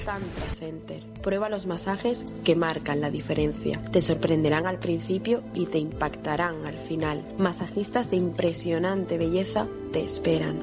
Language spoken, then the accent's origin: Spanish; Fuengirola, Andalusia, Spain; yo me crié en Fongirola